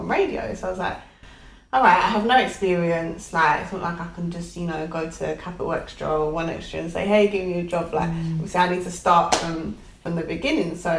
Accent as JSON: {"language": "English", "area": "Essex", "region": "East of England", "country": "United Kingdom", "said": "I'm from Essex"}